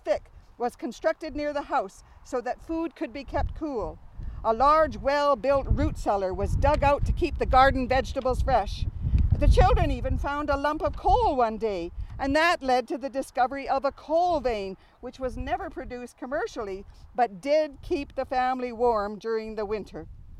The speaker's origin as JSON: {"language": "English", "town": "Toronto", "region": "Ontario", "country": "Canada", "tie": "born or raised there", "said": "I grew up in Toronto, so truly, I am a city kid. However, my mom's family is from Gladstone, Manitoba, and where my Auntie Grace and Uncle Ed had their farm."}